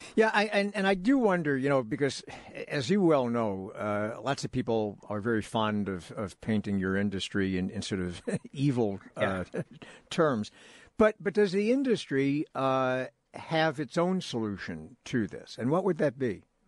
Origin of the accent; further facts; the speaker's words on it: New York, United States; as a New Yorker